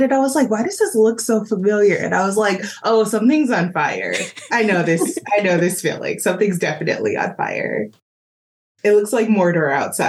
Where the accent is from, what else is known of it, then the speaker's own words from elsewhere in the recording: Los Angeles, California, United States; moved away; I'm from Los Angeles, so we have a fire season.